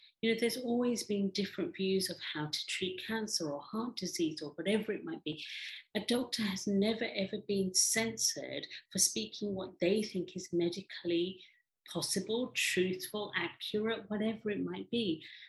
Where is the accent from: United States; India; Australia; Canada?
India; now in England, United Kingdom; and I'm Indian, and I'm a woman, and I'm, you know, living in England.